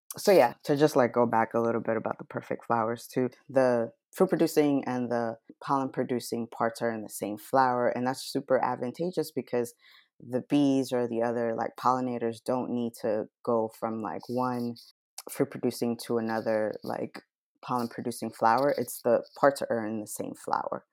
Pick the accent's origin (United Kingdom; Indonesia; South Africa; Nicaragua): Nicaragua; now in United States; I was born in Nicaragua